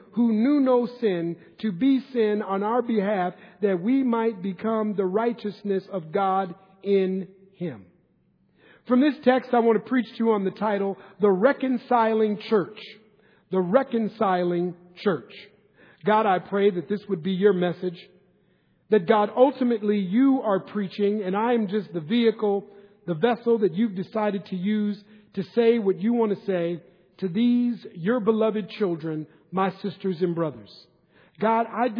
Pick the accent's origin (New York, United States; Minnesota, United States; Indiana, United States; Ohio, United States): Minnesota, United States; Minneapolis; moved away as an adult; now in Northern California, United States; Growing up in Minneapolis, Minnesota, when I was young